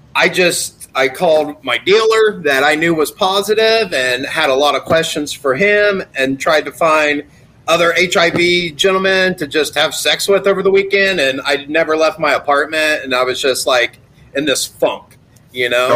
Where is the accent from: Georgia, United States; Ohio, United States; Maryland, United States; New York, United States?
Ohio, United States; Gallipolis; also born or lived in Florida; now in Colorado, United States; I grew up in Gallipolis, Ohio